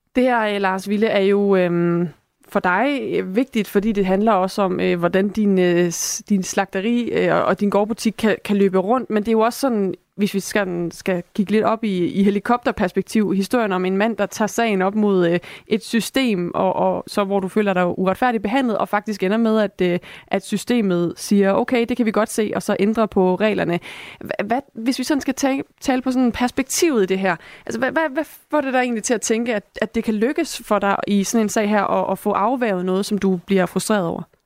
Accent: Esbjerg, Southern Denmark, Denmark; jeg er også fra Esbjerg

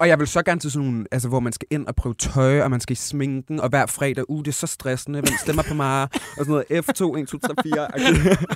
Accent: Aalborg, North Denmark Region, Denmark; jeg kommer fra Aalborg

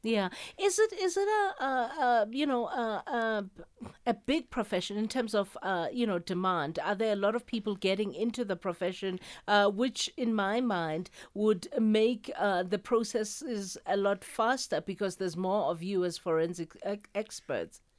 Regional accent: South Africa

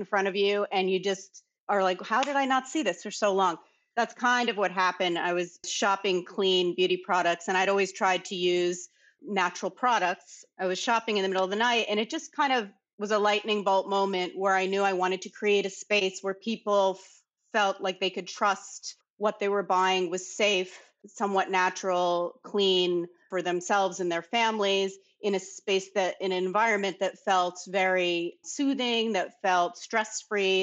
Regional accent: New York City, New York, United States; also born or lived in Bahamas; I grew up born and raised in New York City

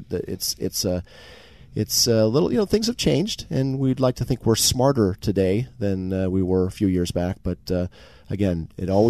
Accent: Marin County, California, United States; I'm born and raised in Marin County

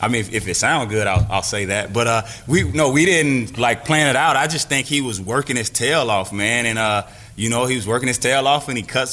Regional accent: Florida, United States; I'm from Florida

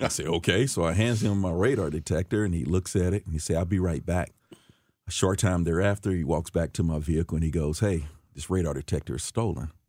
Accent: St. Louis, Missouri, United States; I grew up in, uh, West Saint Louis my younger years, um, fifty-nine hundred block of Wabah to be exact. Um, as I got older, we moved out to, uh, North Saint Louis County.

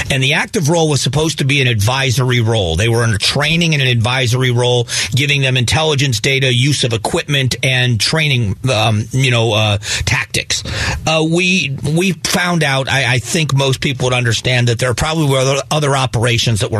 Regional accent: Southwest Florida, United States; I was raised in Southwest Florida. I still, you know, have a romance about where I grew up.

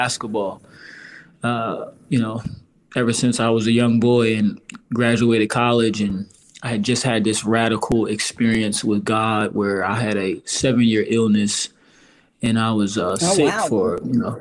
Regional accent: outside of Baltimore, Maryland, United States; I grew up in outside of Baltimore area

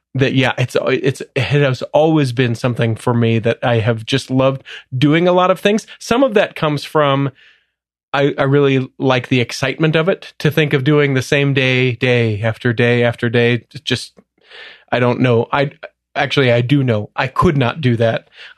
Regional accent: Salt Lake City, Utah, United States; also born or lived in Cleveland, Ohio; Technically a suburb, middle of Salt Lake, but yeah, just born and raised here. College in Southern Utah, served a mission in Cleveland, Ohio, and then came back to Utah.

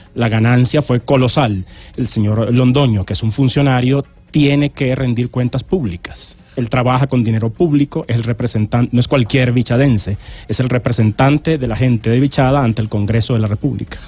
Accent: Venezuela; also born or lived in Valledupar, Colombia; crecí en Venezuela

